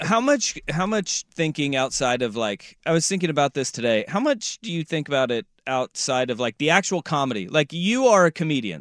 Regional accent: Hillsboro, Oregon, United States; I'm technically from Hillsboro

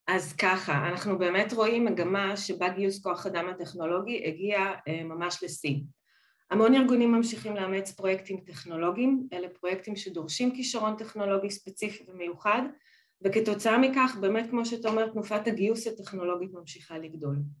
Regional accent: Israel; moved away as an adult; now in Netherlands; אני באמת אה, ילידת ישראל, נולדתי, אה, גדלתי בית ספר, צבא ולימודים בישראל

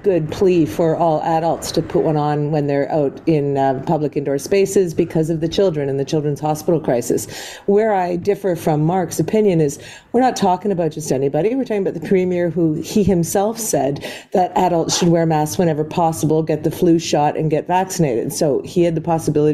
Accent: Montreal, Quebec, Canada; now in Toronto, Canada; I grew up in Montreal

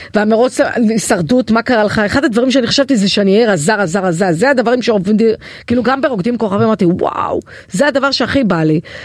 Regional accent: Kiryat Yam, Haifa District, Israel; moved away; אני מקריית ים במקור

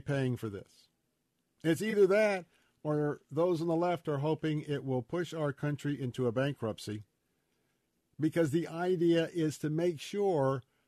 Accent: Florida, United States; I was born and raised here in Florida

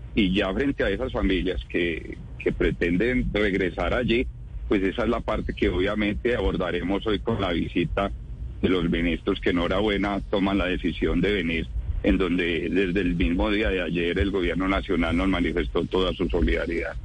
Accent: Santa Rosa de Cabal, Risaralda, Colombia; Yo soy de Santa Rosa de Cabal

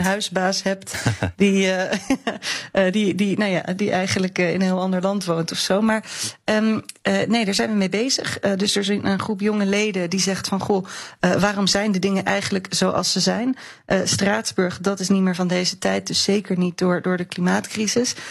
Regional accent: Netherlands

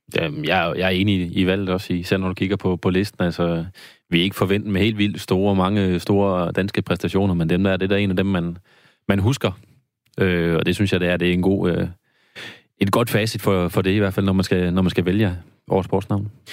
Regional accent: Randers, Central Denmark Region, Denmark; nu er jeg fra Randers

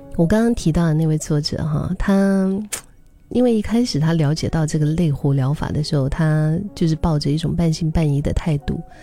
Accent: Singapore; 我们新加坡话叫很闲啊

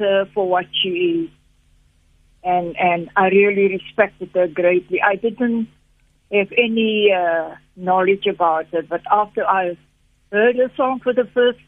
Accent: Port Elizabeth, Eastern Cape, South Africa; moved away; also born or lived in Zambia; So Villageport was a small little enclave in Port Elizabeth, around the areas where we colored people lived. And I grew up there.

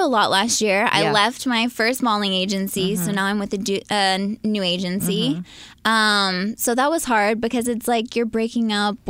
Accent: right outside of Philadelphia, Pennsylvania, United States; born or raised there; moved away as an adult; now in Los Angeles, United States

